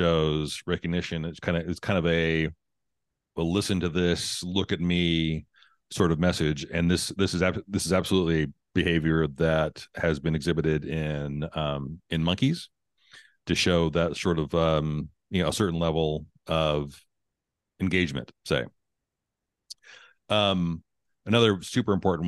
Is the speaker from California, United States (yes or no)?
no; Texas, United States; Born and raised in Texas